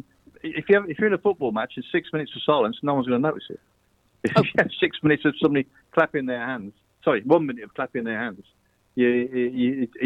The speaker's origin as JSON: {"language": "English", "country": "United Kingdom", "said": "I'm not English. I'm British."}